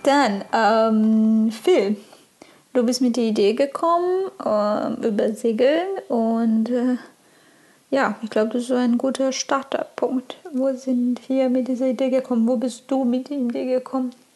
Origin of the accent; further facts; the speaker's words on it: Brazil; German is a second language; moved away